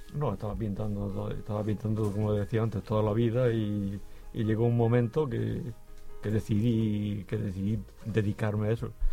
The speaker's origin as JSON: {"language": "Spanish", "town": "Las Torres de Cotillas", "region": "Region of Murcia", "country": "Spain", "tie": "born or raised there", "said": "allí en mi pueblo, en las Torres de Cotillas"}